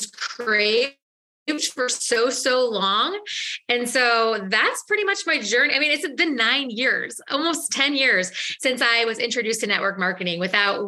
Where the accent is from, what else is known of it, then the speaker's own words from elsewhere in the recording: St. Louis, Missouri, United States; I am from St. Louis, Missouri